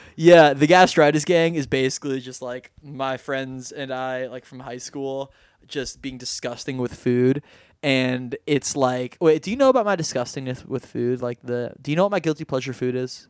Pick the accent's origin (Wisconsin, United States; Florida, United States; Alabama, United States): Florida, United States; Miami Beach; I grew up in Miami Beach